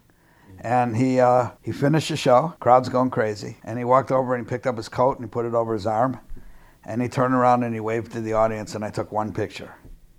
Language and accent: English; Chicago, Illinois, United States; I'm from Chicago